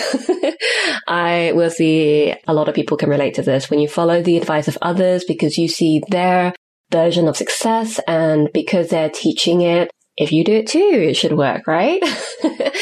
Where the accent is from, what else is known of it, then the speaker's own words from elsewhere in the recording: United Kingdom; first language English; I'm a cisgendered, able-bodied British-born citizen with English as my first language